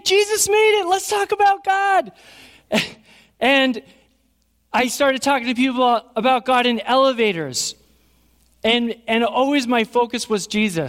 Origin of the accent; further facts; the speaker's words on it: Burnt Hills, New York, United States; also born or lived in Schenectady; I grew up in Burnt Hills here.